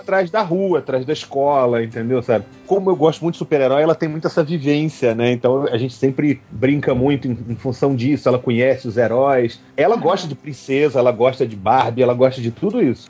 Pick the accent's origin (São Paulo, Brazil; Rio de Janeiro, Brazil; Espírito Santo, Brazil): Rio de Janeiro, Brazil; now in Belo Horizonte, Brazil; eu sou carioca